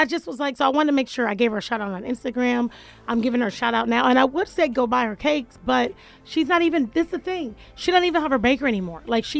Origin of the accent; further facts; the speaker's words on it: Jacksonville, Florida, United States; moved away; I'm from Jacksonville. Like, we grew up.